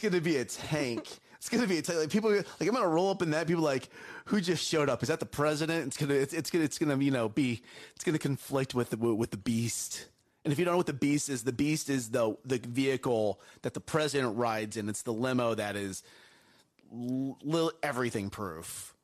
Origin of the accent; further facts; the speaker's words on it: United States; I love being American